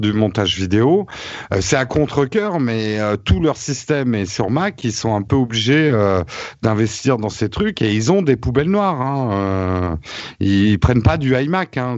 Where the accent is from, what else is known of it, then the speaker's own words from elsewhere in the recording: France; en tant que Français